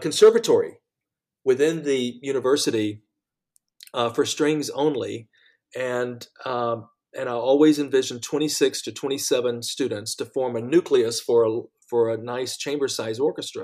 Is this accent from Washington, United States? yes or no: no; Macon, Georgia, United States; now in New York, United States; my hometown of Macon, Georgia